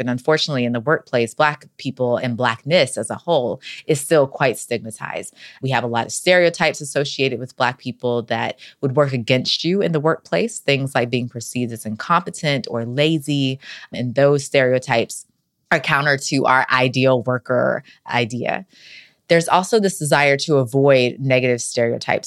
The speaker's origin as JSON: {"language": "English", "region": "North Carolina", "country": "United States", "said": "I'm from North Carolina"}